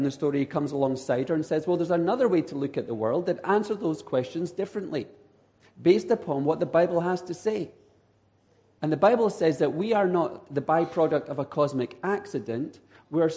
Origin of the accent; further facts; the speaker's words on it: Edinburgh, Scotland, United Kingdom; accent: Scottish; now in San Diego, United States; I am from Edinburgh, Scotland, but I now live in San Diego, California. So people in California are learning to deal with the Scottish accent